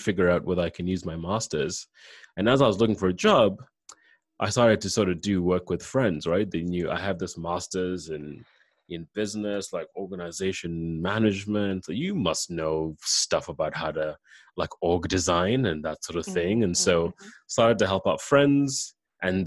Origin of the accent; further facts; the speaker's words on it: Kenya; moved away as an adult; also born or lived in Canada; I'm from Kenya. I came to Canada for undergrad